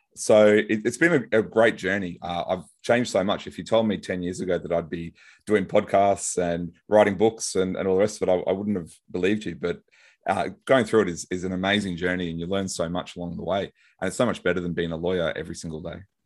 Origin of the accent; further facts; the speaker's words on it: Brisbane, Queensland, Australia; might recognize my accent, I'm from Brisbane, Australia